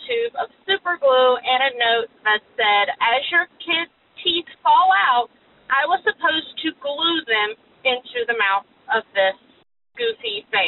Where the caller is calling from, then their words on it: Gainesville, Georgia, United States; I'm calling from Gainesville, Georgia.